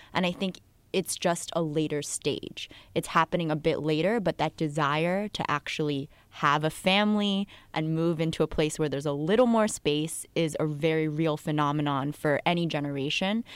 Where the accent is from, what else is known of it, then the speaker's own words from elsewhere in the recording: New Jersey, United States; moved away; also born or lived in Queens, New York / Connecticut; raised in Jersey about thirty minutes from the city